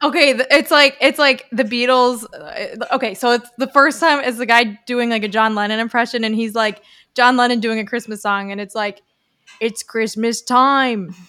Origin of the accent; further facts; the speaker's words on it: United States; I'm an American.